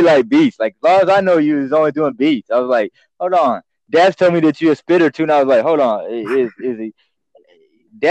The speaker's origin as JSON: {"language": "English", "town": "Montgomery", "region": "Alabama", "country": "United States", "said": "I'm from Montgomery, Alabama, you know, originally"}